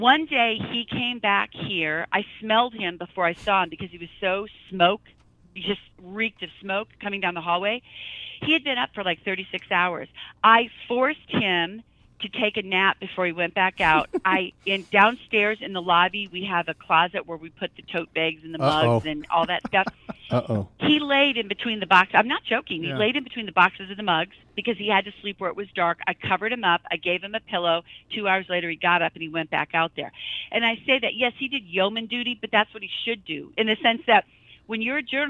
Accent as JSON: {"language": "English", "region": "Midwest", "country": "United States", "said": "I'm from the Midwest"}